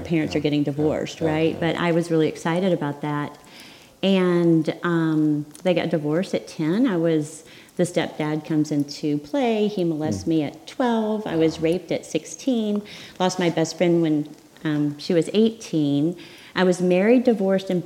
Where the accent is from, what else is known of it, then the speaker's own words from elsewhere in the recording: Arkansas, United States; I grew up in Arkansas